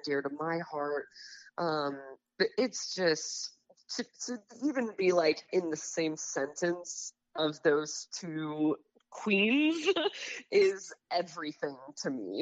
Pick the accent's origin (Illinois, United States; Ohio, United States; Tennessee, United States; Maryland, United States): Ohio, United States; Bellbrook; moved away as an adult; now in Nashville, United States; I'm from Dayton, originally um, yeah. in a small town called Bellbrook